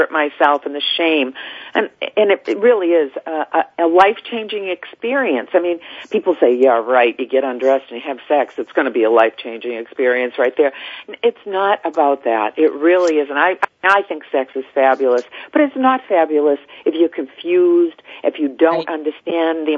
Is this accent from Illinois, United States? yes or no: no; Salem, Massachusetts, United States; I was raised in Salem, Massachusetts